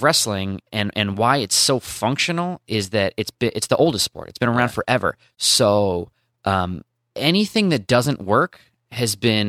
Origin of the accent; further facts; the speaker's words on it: Portland, Oregon, United States; I grew up in Portland